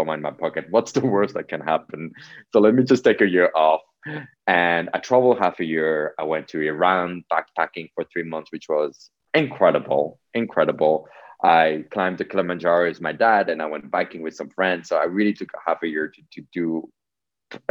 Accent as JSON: {"language": "English", "country": "Switzerland", "tie": "born or raised there", "also_born_or_lived": "New York City", "said": "I was born in Switzerland from Polish parents. I grew up here"}